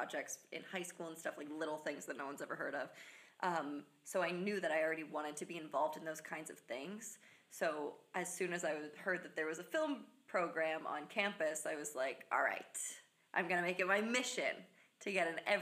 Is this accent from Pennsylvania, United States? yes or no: yes; West Chester, Pennsylvania, United States; moved away as an adult; also born or lived in New Jersey; I was born and raised in Westchester, Pennsylvania.